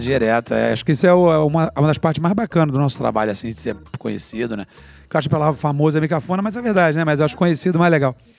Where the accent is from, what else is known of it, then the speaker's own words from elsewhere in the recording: Niterói, Rio de Janeiro, Brazil; eu vinha de Niterói